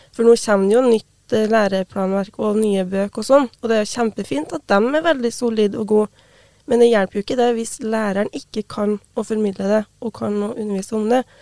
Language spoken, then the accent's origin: Norwegian; Brekken, Trøndelag, Norway; Jeg har jo hatt samisk på skolen sjøl i hjemplassen min. Jeg har bodd hjemme med foreldrene mine